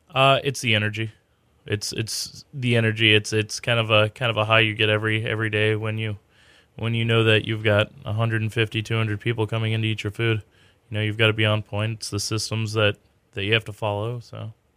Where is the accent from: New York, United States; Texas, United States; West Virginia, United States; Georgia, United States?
Texas, United States; Katy; I grew up in Katy. I went to Maid Creek High School